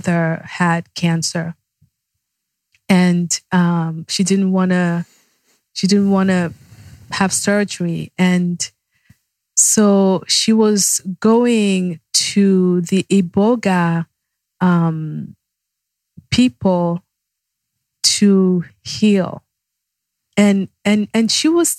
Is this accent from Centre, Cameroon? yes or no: yes; Yaoundé, Centre, Cameroon; now in United States; Yaoundé is the capital city. That's my hometown